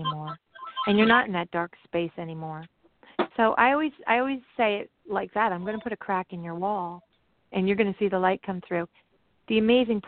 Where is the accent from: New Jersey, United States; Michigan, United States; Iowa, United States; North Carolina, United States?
New Jersey, United States; I'm from New Jersey.